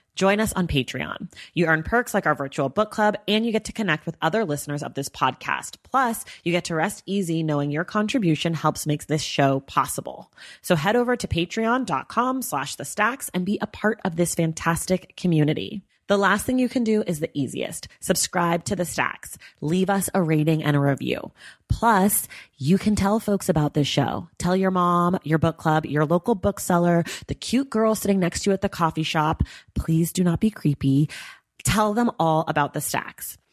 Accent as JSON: {"language": "English", "region": "California", "country": "United States", "said": "I'm a Californian black person"}